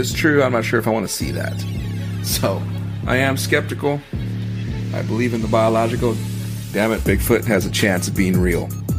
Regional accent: Washington, United States; now in Texas, United States; I am originally from Washington, so no, I am not a Cowboys fan. I am a Seahawks fan. I am from Washington State.

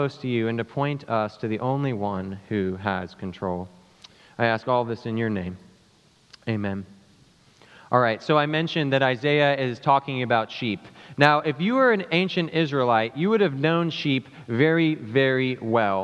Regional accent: South Africa; also born or lived in St. Louis, United States; now in United States; I'm from South Africa

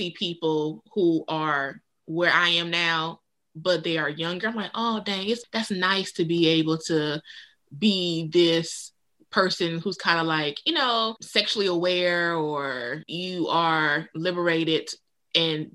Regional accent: North Carolina, United States; I'm from the South. Mm-hmm. I'm from North Carolina

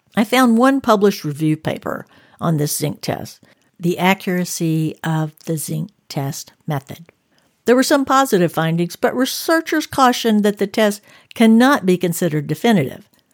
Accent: the South, United States; now in Northern California, United States; I grew up in the South, with the scent of magnolia and gardenia blossoms

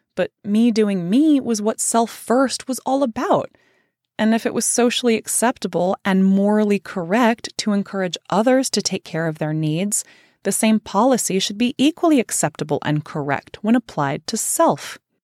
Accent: Central Valley of California, United States; I grew up in the Central Valley of California

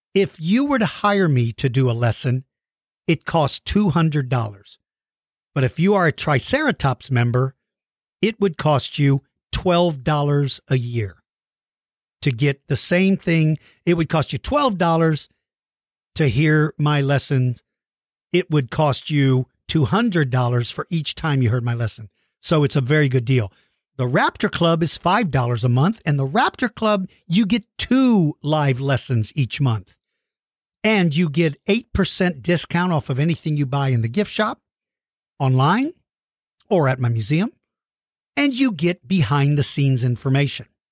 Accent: Colorado Springs, Colorado, United States; I was born in Colorado Springs.

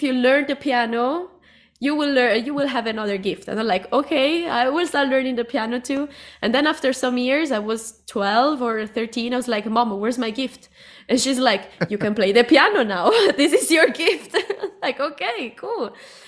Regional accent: Cuba; English is a second language; also born or lived in Italy; I'm from Cuba and from Italy. I know it's confusing, but I'm from there.

